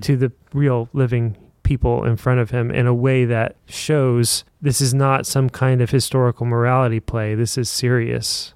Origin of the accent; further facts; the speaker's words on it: Indiana, United States; I'm from Indiana, and that means that I grew up playing basketball every day